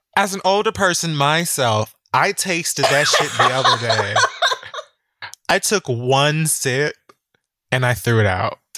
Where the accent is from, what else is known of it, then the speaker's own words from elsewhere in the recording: Miami, Florida, United States; I'm from Miami